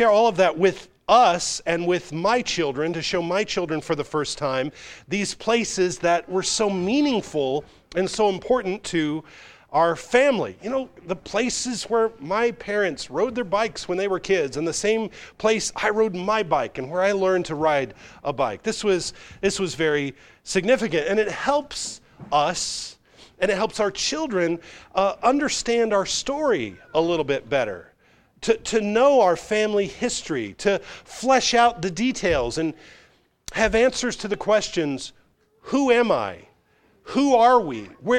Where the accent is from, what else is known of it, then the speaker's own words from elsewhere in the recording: Chicago, Illinois, United States; born there; moved away; I tell my friends in the South, I was born in Chicago, but I got here just as quick as I could. I got to the South just as quick as I could.